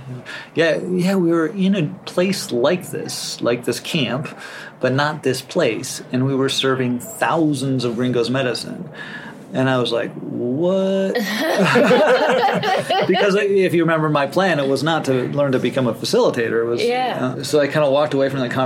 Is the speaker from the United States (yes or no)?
yes; Rosebud Indian Reservation, South Dakota, United States; moved away; I grew up on the Rosebud Indian Reservation for a part of my childhood up in North America and South Dakota.